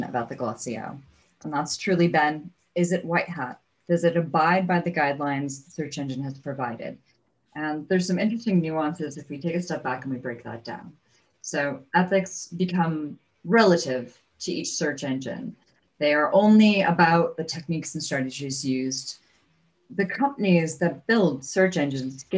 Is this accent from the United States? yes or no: yes; United States; I'm an American.